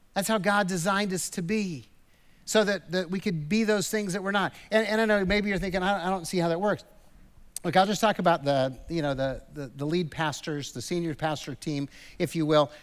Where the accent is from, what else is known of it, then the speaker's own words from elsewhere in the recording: United States; American Christians because we grew up with the American kind of ideal